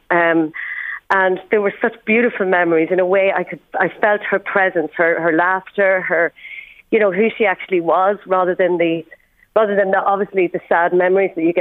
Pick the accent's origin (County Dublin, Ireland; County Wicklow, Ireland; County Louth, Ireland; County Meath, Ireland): County Louth, Ireland; Dundalk; Well, growing up, uh, growing up, well, I used to do like